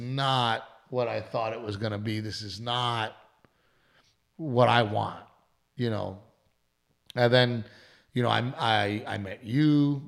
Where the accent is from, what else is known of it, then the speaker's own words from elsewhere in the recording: Texas, United States; moved away; I'm from Texas.